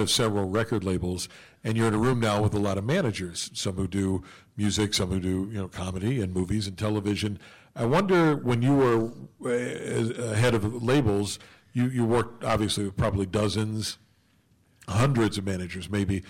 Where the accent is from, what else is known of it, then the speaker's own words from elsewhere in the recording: West Virginia, United States; back in my home state of West Virginia